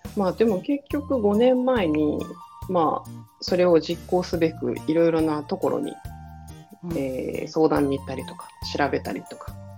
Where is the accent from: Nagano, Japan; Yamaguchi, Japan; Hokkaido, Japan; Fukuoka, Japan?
Hokkaido, Japan; moved away as an adult; also born or lived in Tokyo / Nagoya; もともと北海道出身なんですけれど